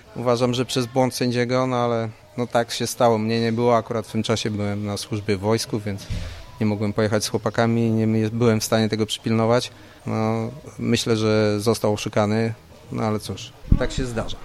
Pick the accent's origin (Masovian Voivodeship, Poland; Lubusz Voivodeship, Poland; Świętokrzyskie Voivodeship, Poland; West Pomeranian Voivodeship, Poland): Lubusz Voivodeship, Poland; Gorzów Wielkopolski; u nas w Gorzowie